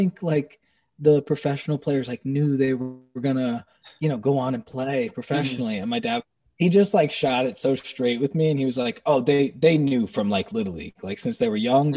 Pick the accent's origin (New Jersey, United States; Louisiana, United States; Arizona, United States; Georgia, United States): New Jersey, United States; growing up in New Jersey